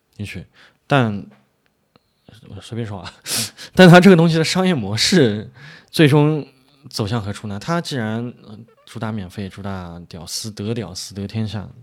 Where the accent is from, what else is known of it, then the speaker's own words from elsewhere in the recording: China; 我们中国人玩法就不一样嘛